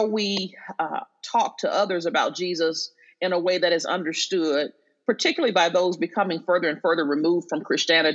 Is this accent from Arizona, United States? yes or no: no; Arkansas, United States; moved away as an adult; also born or lived in St. Louis, Missouri; now in New York City, United States; But I grew up in Arkansas, lived there until I was about 19 when I went to St. Louis